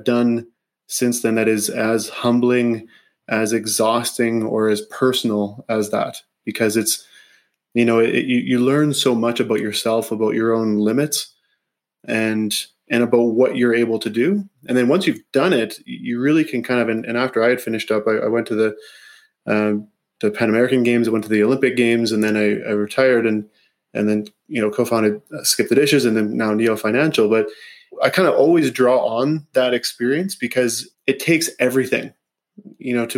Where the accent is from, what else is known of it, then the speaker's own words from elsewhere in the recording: Grasswood, Saskatchewan, Canada; I grew up in Saskatchewan, actually. Just south of Saskatoon in a small community called Grasswood.